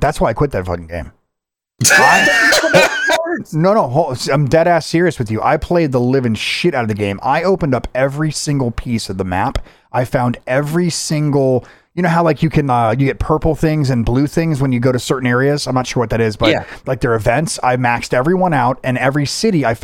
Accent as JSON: {"language": "English", "country": "United States", "said": "I'm an American"}